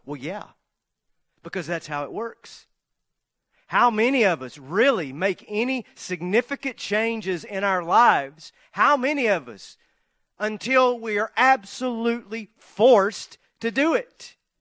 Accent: the South, United States; Growing up in the South

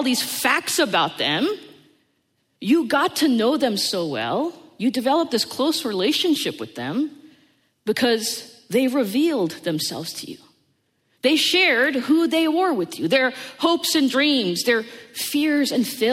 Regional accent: United States; born or raised there

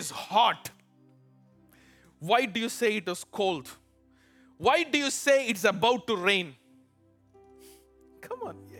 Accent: India; now in Chicago, United States; And people have lived here longer than me. Look, I came from India. They tell me, this year in Chicago, things bloomed earlier.

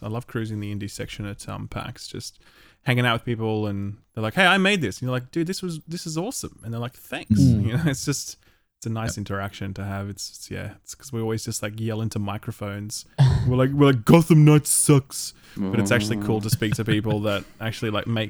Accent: Sydney, New South Wales, Australia; I don't know what that means because I'm from Sydney and I don't follow sports ball at all, okay?

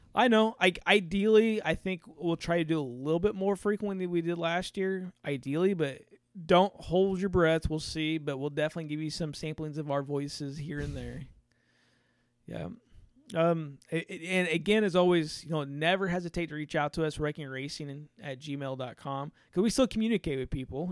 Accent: Indiana, United States; we're from Indiana

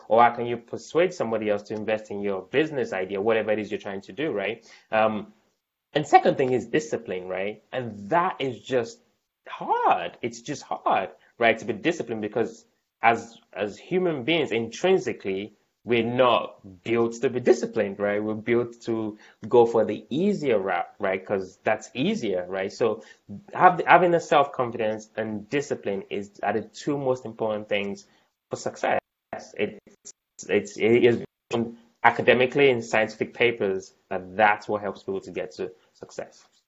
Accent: Nigeria; also born or lived in United Kingdom / London; now in Baltimore, United States; I was born in Nigeria, lived in the UK for a bit. Um, you know, and then now in the US.

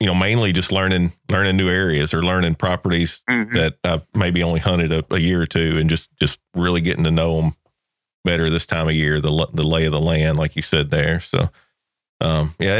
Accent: Georgia, United States; my home state of Georgia

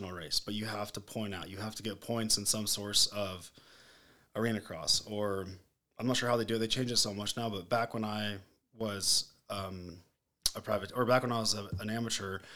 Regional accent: Lake Elsinore, California, United States; I grew up in Lake Elsinore, California

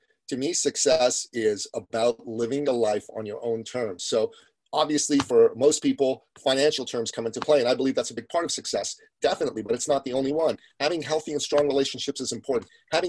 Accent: Iran; moved away; Well, my family comes from Iran. We're Christians from Iran, ethnic Assyrians on my father's side. And we came here right after the Iranian Revolution.

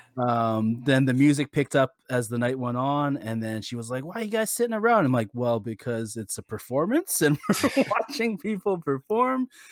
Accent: Canada; I personally, as a Canadian

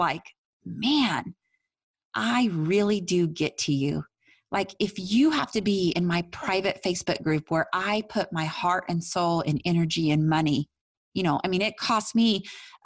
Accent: Tell City, Indiana, United States; my hometown, Tell City, Indiana

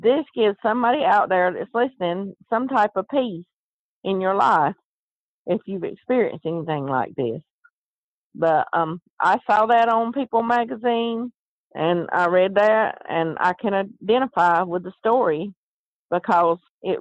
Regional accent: the South, United States; accent: Southern; I'm from the South, and I talk Southern

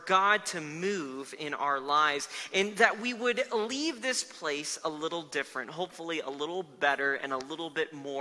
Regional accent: South Florida, United States; moved away as an adult; now in Denver, United States; I grew up in Florida for most of my life

